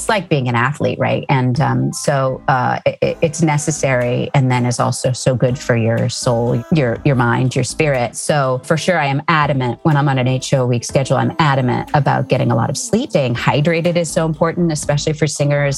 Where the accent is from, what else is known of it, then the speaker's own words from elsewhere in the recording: Cambridge, Massachusetts, United States; I grew up outside Boston